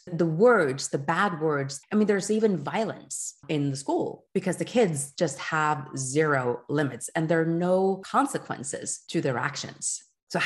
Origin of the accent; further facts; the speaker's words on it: Geneva, Switzerland; first language French; English is a second language; moved away as an adult; now in Oslo, Norway; you know, we came from Switzerland, from Geneva, French speaking. So we had our kids for 2 years in the Norwegian public system, and then we moved them over to the French school in Oslo.